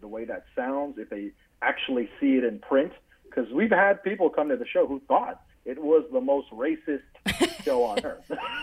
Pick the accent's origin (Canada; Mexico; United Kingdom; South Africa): Canada; Toronto, Ontario; moved away as an adult; also born or lived in Atlanta, Georgia / Charleston, South Carolina; growing up in Toronto, I was exposed to all different cultures.